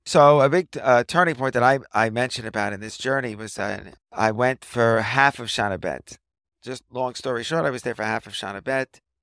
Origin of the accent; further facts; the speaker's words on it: New York City, New York, United States; moved away as an adult; now in Ramat Beit Shemesh, Israel; I grew up in a Riverdale section of the Bronx in New York City.